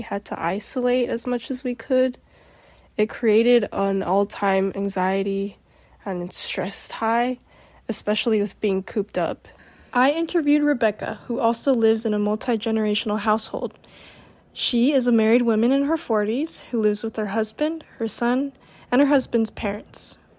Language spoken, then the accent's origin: English; Philippines; Yeah, and me being Filipino and you being Mexican, it's kind of integrated in our cultures because our cultures are both family oriented